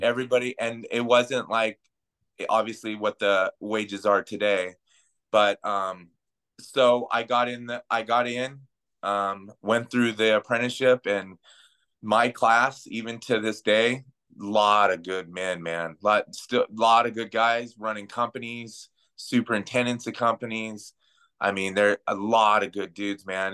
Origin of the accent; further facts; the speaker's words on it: Pinyon Hills, California, United States; also born or lived in Pasadena, California / Covina, California; my mom moved me with my, up to my grandparents' house in Pinyon Hills, California, by Feeland Wrightwood Ski Resort up in that area.